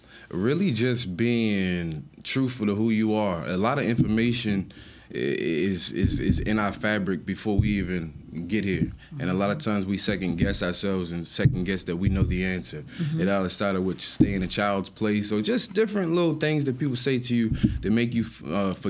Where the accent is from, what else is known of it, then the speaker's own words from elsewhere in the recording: Baltimore, Maryland, United States; also born or lived in Washington, D.C.; I'm from Baltimore, Maryland, by way of Washington, D.C.